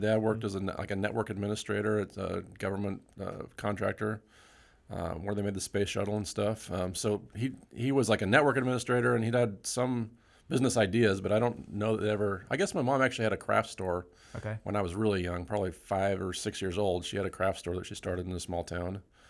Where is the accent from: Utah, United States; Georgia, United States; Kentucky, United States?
Utah, United States; I grew up in Utah, and so I was a computer store there I worked for.